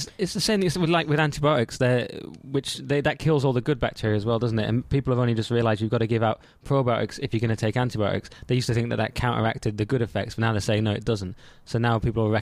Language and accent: English; London, United Kingdom; as a Londoner